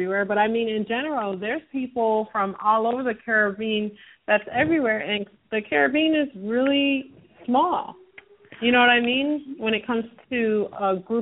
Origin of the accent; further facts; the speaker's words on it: United States; I was born here, so I guess I'm African American.